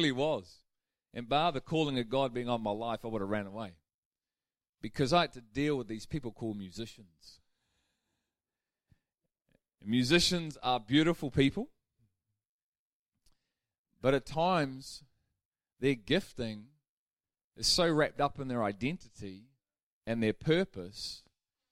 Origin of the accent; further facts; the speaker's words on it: United Kingdom; We're British.